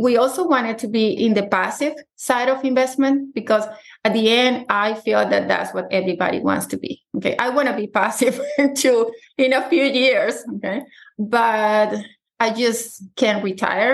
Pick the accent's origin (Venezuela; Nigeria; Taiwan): Venezuela; moved away as an adult; now in United States; I'm originally from Venezuela.